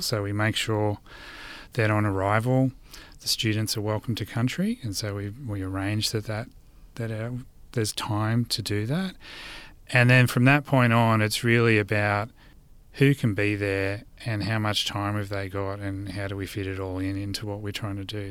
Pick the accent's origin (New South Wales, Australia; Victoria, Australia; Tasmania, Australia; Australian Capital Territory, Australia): New South Wales, Australia; Blue Mountains; moved away as an adult; now in southeast Queensland, Australia; I grew up in Gundungurra and Doorag country in what's also known today as the Blue Mountains.